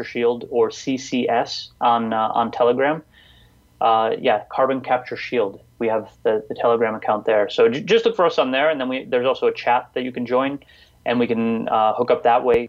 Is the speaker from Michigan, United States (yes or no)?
yes; Detroit, Michigan, United States; I grew up, I was born in Detroit, in inner city Detroit